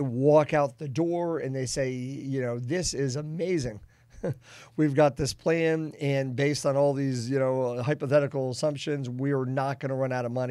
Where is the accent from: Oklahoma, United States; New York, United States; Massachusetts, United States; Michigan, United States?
Massachusetts, United States; Boston; now in Kansas City, United States; I'm from the Boston area.